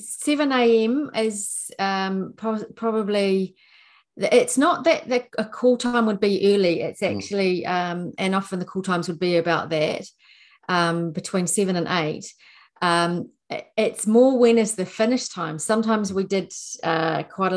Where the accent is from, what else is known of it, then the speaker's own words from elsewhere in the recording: Nelson, New Zealand; moved away as an adult; also born or lived in Wellington, New Zealand / London, United Kingdom; I had left my hometown of Nelson